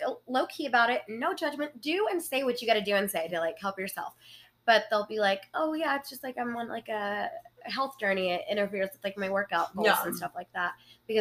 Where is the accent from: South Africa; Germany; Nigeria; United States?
United States; Lubbock, Texas; accent: country; I'm from Lubbock, Texas